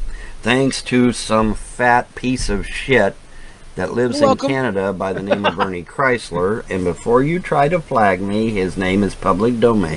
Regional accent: Ohio, United States; also born or lived in Hamilton, Ohio; now in Kentucky, United States; I have not always been in the state of Kentucky. I was born and raised in Ohio.

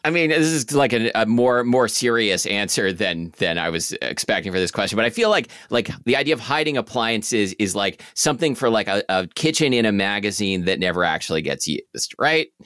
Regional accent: Portland, Oregon, United States; That's what I grew up with on Southwest forty-sixth Street in Portland

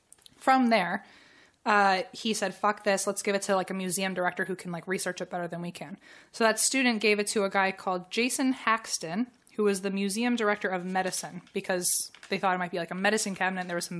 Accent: United States; accent: American; in my American accent

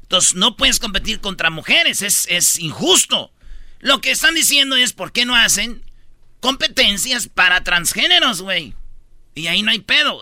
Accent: Quilpan, Michoacán, Mexico; En mi pueblo, ahí en Quilpan, Michoacán

